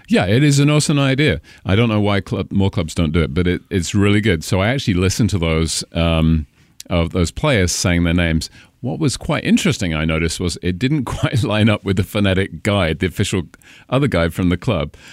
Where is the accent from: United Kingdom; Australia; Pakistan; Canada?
United Kingdom; Cambridge, East of England; accent: British; moved away as an adult; also born or lived in Caribbean; now in Washington, United States; Cambridge, which is sixty miles north of London